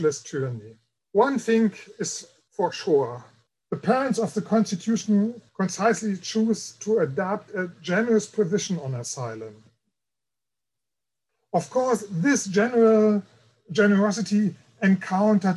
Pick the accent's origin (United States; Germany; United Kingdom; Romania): Germany; East Germany; accent: German; English is a second language; as an East German